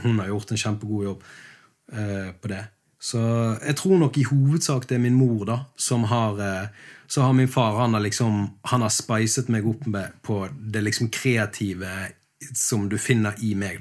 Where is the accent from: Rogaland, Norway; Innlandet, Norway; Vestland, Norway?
Vestland, Norway; Bergen; moved away as an adult; now in Sørlandet, Norway; eksilbergenser, jeg òg. Jeg er jo eh, blitt sørlending. Det ble jo jeg i 2016